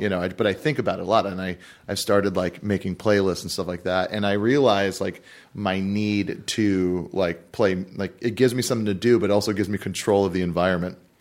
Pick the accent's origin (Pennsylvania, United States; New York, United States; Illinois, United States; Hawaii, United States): Hawaii, United States; now in Los Angeles, United States; I'm from Hawaii.